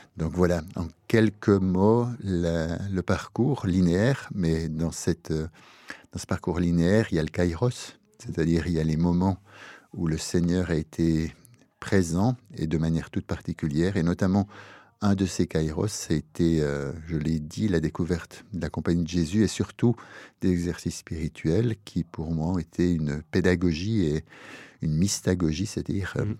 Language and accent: French; Neuchâtel, Switzerland; moved away as an adult; also born or lived in Lausanne; je suis né en Suisse, exactement à Neuchâtel, Crécy-Neuchâtel, euh, dans un milieu terrien, catholique terrien. J'ai été élevé dans une famille heureuse